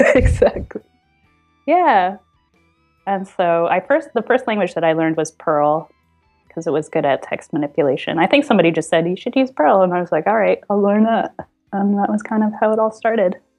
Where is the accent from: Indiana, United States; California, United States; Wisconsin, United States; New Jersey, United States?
New Jersey, United States; moved away as an adult; also born or lived in San Francisco; now in Portland, United States; When I was growing up in New Jersey, I went to Rutgers University in New Jersey